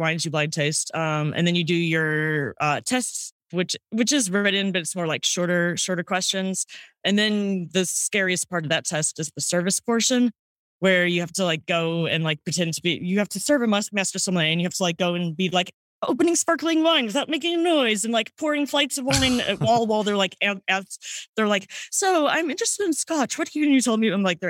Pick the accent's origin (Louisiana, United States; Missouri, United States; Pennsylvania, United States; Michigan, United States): Missouri, United States; St. Louis; now in New York, United States; St. Louis, Missouri.